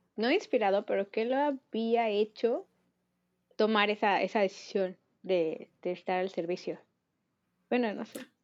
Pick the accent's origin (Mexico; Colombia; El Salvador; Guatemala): Mexico; somos mexicanos